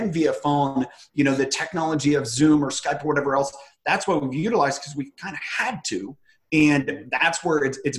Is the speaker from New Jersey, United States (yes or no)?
no; Ohio, United States; moved away; also born or lived in Washington; I'm originally from Ohio